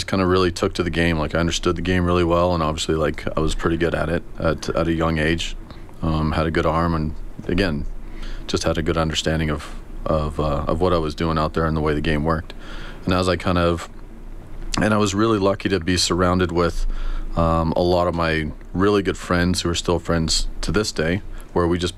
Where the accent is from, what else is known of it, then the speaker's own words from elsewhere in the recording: Sherwood Park, Alberta, Canada; also born or lived in Edmonton; I was born in Edmonton, and then once I started grade school, I moved, my family moved out to Sherwood Park